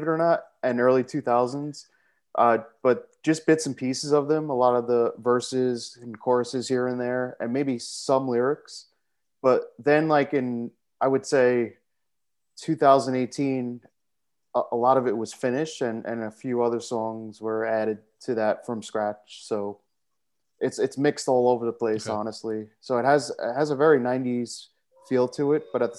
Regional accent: New York City, New York, United States; also born or lived in Brooklyn; grew up here. Wasn't born here, but just 2 years I lived somewhere else

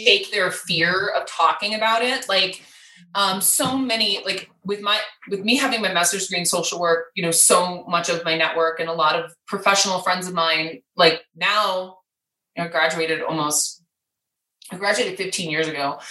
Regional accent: Wisconsin, United States; now in Colorado, United States; I'm from Wisconsin

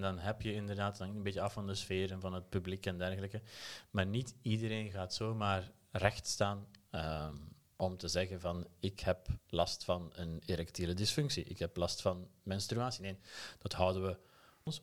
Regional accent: Aalst, Flanders, Belgium; accent: Belgian; moved away as an adult; also born or lived in Turkey / Germany; now in Utrecht, Netherlands; stemgeluid zal je onmiddellijk verraden dat ik uit België kom. Eh, geboren in Aalst

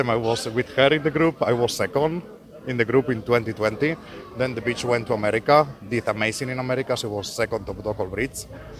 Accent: Spain; I'm coming from Spain

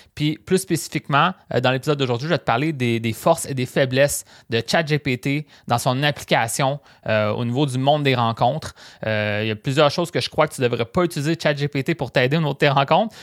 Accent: Rimouski, Quebec, Canada; also born or lived in Matane; j'ai testé ma ville natale puis euh, moi, en fait, je viens de Rimouski

